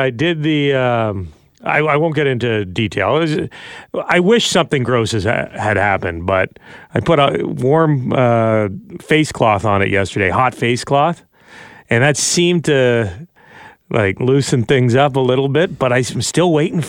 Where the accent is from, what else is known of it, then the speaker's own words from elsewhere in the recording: Ottawa, Ontario, Canada; I was born in Ottawa.